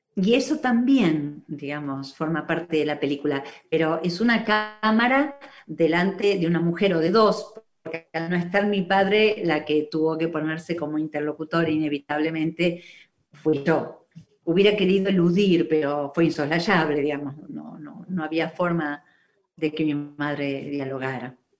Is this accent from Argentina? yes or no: yes; Argentina; yo nací en Argentina, sí. Digo que me quedé en Argentina cuando ellos volvieron